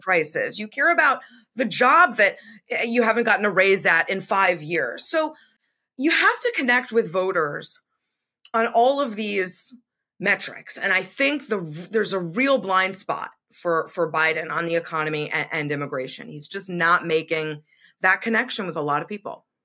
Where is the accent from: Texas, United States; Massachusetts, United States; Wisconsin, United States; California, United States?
Massachusetts, United States; I grew up in Massachusetts, went to school right on the border